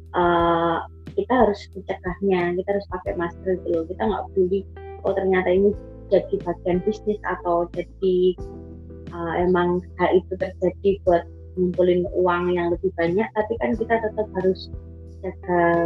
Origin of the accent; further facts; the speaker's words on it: Surakarta, Central Java, Indonesia; kota aku itu